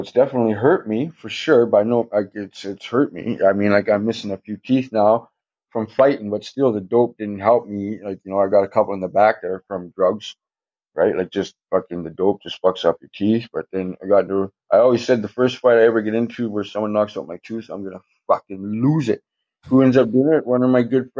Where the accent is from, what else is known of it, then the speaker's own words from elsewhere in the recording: Thunder Bay, Ontario, Canada; We grew up in Thunder Bay